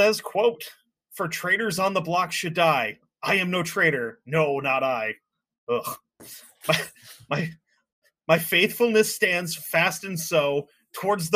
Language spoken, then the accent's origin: English; United States; as an American